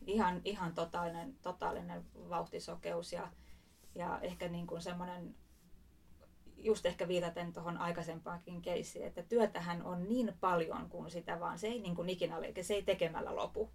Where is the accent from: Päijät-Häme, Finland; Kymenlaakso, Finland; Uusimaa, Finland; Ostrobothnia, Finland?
Uusimaa, Finland; Espoo; Espoosta kotoisin